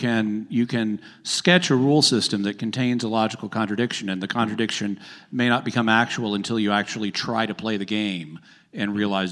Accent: the South, United States; I'm from the South. That's not going to work.

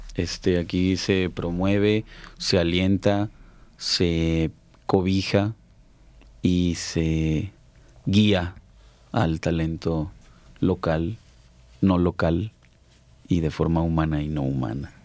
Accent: Mexico City, Mexico; moved away as an adult; now in Aguascalientes, Mexico; de niño en la Ciudad de México

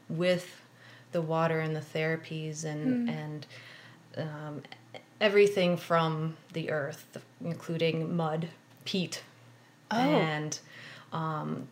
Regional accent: Wisconsin, United States; moved away; also born or lived in West Coast / East Coast; I grew up in Wisconsin

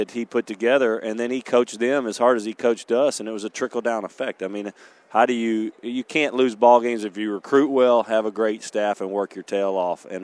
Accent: Shreveport, Louisiana, United States; born or raised there

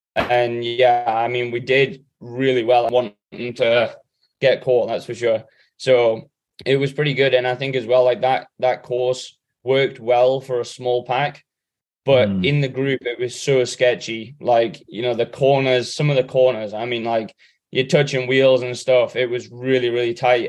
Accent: England, United Kingdom; me, Sam, and Alex being the English guys

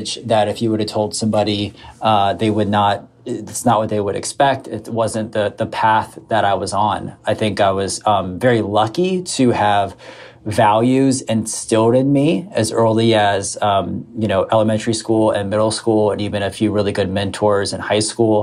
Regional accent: South Florida, United States; We grew up mostly in South Florida.

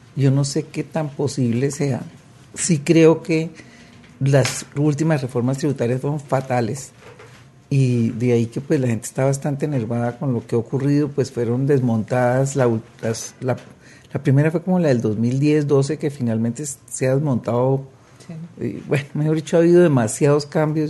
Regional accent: Colombia; aquí en Colombia

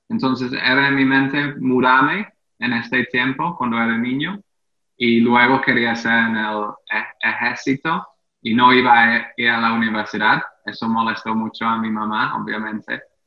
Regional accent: England, United Kingdom; Spanish is a second language; moved away as an adult; also born or lived in Mexico; now in Caracas, Venezuela; yo nací y crecí en Inglaterra

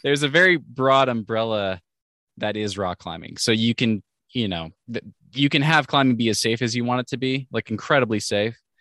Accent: Washington, United States; moved away as an adult; also born or lived in Oregon; I grew up in Washington State

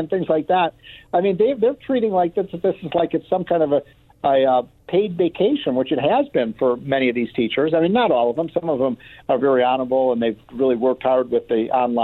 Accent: Illinois, United States; my home state of Illinois

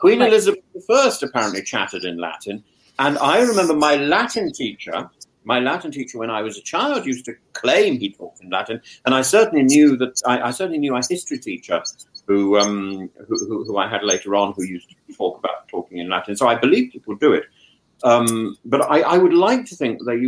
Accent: Greece; Just take it from a modern Greek

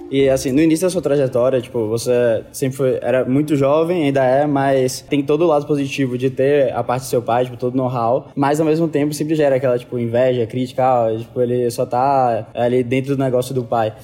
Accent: Bahia, Brazil; eu sou do Bahia

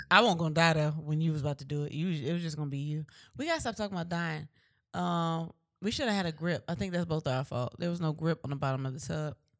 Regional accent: Virginia Beach, Virginia, United States; We're from Virginia. We're from V A, Virginia Beach

